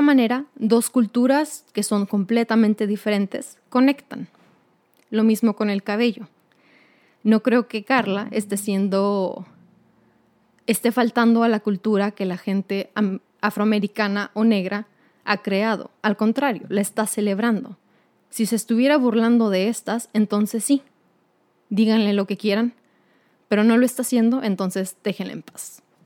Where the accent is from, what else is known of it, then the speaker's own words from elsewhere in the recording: Mexico; now in United States; como una mujer mexicana